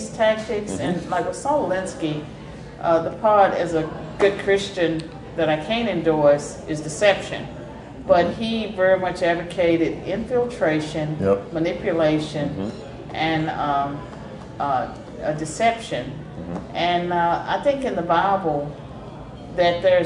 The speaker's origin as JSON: {"language": "English", "region": "Southwestern Virginia", "country": "United States", "tie": "born or raised there", "said": "Chambersburg, in the shadow of Lynchburg, Virginia"}